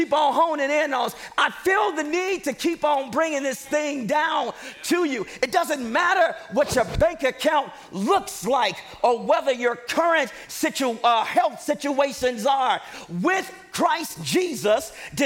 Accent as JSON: {"language": "English", "town": "Chicago", "region": "Illinois", "country": "United States", "moved": "yes", "said": "I'm from Chicago, Illinois"}